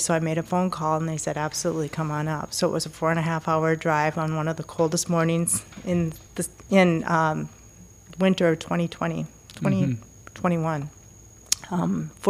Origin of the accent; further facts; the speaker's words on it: Ashby, Minnesota, United States; took 6 kids and them to West Central Minnesota in a town called Ashby. It's where I went to high school, elementary school, high school, from age 7 on up.